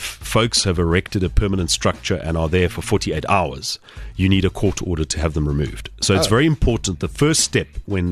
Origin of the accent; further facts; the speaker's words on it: Phalaborwa, Limpopo, South Africa; now in Pretoria, South Africa; growing up in Palaborwa.